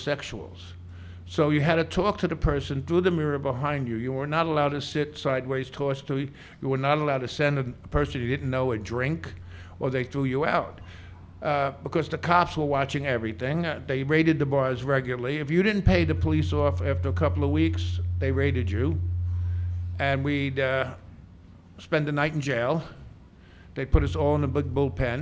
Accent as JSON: {"language": "English", "town": "Brooklyn", "region": "New York", "country": "United States", "tie": "born or raised there", "said": "I was born in Brooklyn, and in Brooklyn in the 40s and 50s, I used to watch television"}